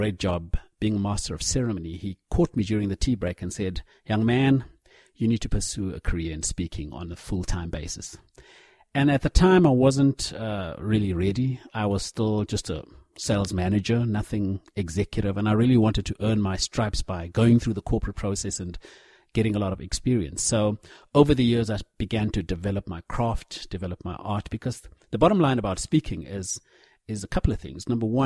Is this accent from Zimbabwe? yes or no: yes; Zimbabwe; moved away as an adult; now in South Africa; growing up in Zim, very much the biggest influences were through the church